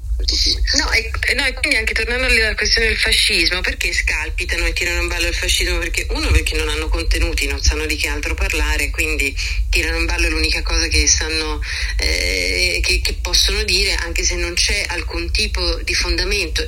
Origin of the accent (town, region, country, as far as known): Italy